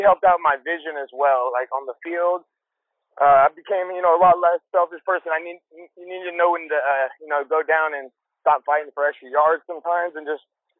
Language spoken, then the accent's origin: English; United States; growing up in America